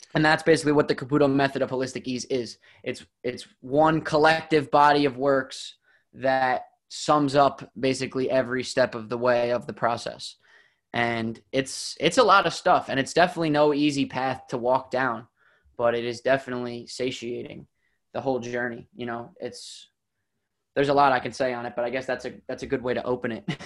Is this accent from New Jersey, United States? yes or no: yes; New Jersey, United States; I grew up in New Jersey